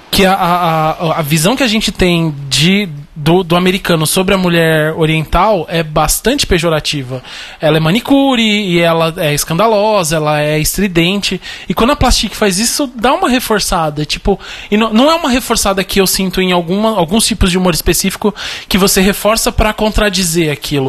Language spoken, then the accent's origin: Portuguese; Brazil; um brasileiro, homem, branco